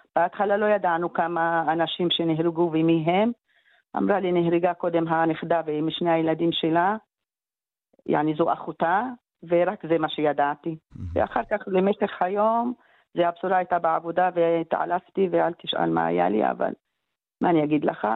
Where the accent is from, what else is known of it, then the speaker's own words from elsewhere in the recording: Israel; moved away as an adult; also born or lived in Gaza; ההורים שלי, כן, ההורים שלי, אבא שלי ואימא שלי, אנחנו גם מהארץ